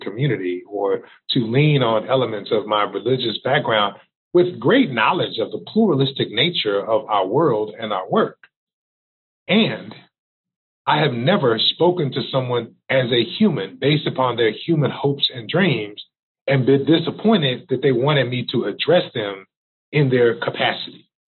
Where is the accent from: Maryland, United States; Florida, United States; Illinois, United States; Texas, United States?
Texas, United States; moved away; also born or lived in Missouri; I'm originally from Texas